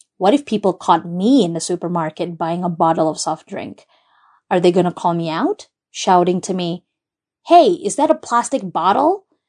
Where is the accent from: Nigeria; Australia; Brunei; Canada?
Brunei; I was born and raised in Brunei, Jerusalem